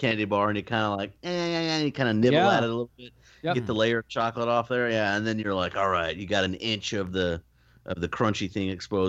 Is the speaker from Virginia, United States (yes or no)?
no; New York, United States; Like, I'm from New York.